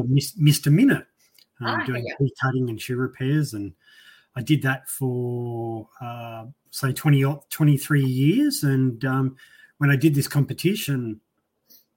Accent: Central Queensland, Australia; I'm from Central Queensland

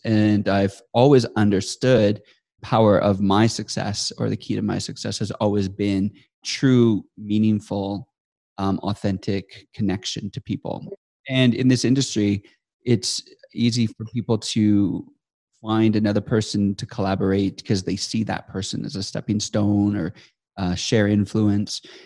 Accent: Estevan, Saskatchewan, Canada; moved away as an adult; also born or lived in Sydney, Australia; now in Calgary, Canada; I grew up in Estevan, Saskatchewan, which is most people never know what that is, but it is in Canada, the southeast corner of Saskatchewan

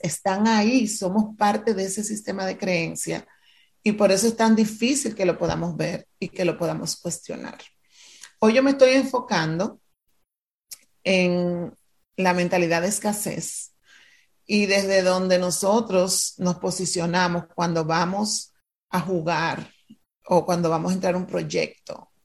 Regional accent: Dominican Republic; moved away; yo nací frente al mar, me mudé de República Dominicana

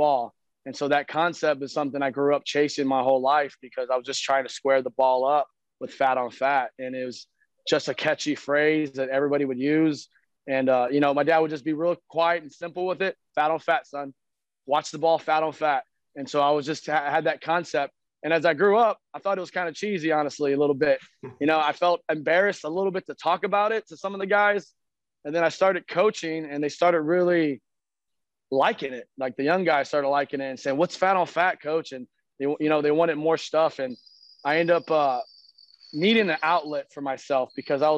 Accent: San Antonio, Texas, United States; I've lived in San Antonio, Texas my whole life

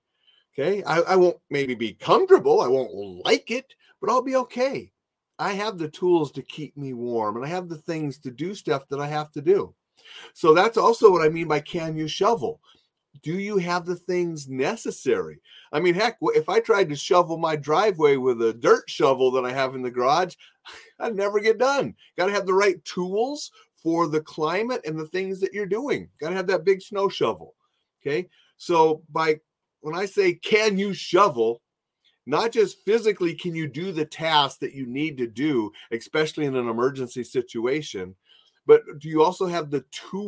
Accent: Minot, North Dakota, United States; I grew up in Minot, North Dakota. And when I was there in North Dakota, it was my job to shovel.

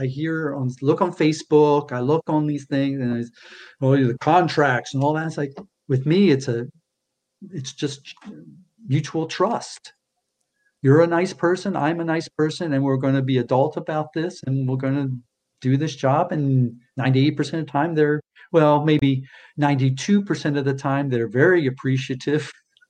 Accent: East Coast, United States; born there; now in California, United States; I was born on the East Coast, and I just find, again, generalizing, we were taught manners. California, they're very laid back here.

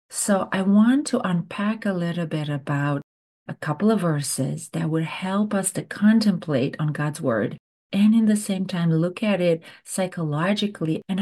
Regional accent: Romania; English is a second language; Growing up in Romania, every summer we would go to visit our grandparents, and they had this beautiful garden.

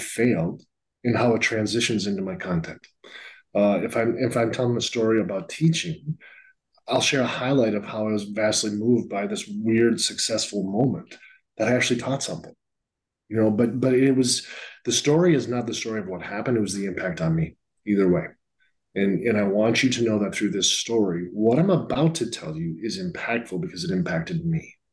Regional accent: Northfield, Minnesota, United States; also born or lived in Alabama; now in Seattle, United States; Highway 19 in Minnesota goes to my hometown of Northfield, Minnesota.

